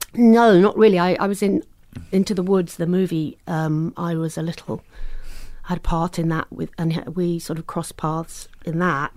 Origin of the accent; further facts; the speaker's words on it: green belt around London, South East England, United Kingdom; moved away; also born or lived in United States; I grew up just outside in in the countryside, really, the green belt area around London